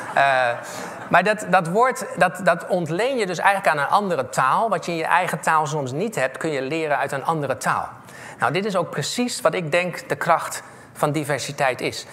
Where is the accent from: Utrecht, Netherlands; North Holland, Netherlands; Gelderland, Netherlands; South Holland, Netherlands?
South Holland, Netherlands; The Hague; also born or lived in Wageningen; ik ben opgegroeid in Scheveningen